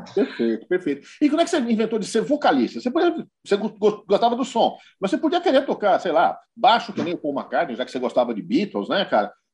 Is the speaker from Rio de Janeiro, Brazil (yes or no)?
no; São Paulo, Brazil; eu sou paulistano